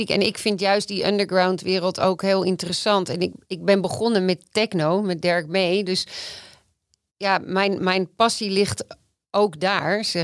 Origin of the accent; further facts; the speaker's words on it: Amsterdam, North Holland, Netherlands; ik ben wel Amsterdammer